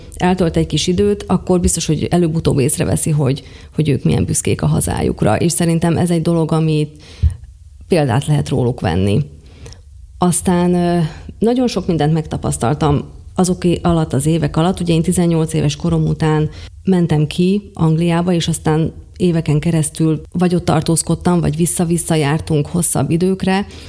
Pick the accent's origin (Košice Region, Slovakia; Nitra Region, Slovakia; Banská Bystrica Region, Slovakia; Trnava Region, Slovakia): Košice Region, Slovakia; Pólyán; Mind a ketten bodrogközi születésűek vagyunk, bodrogköziek vagyunk, én Pólyányból származom